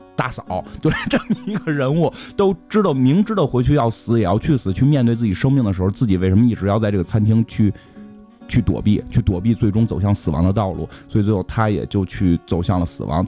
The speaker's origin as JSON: {"language": "Chinese", "country": "China", "said": "我们是中国人"}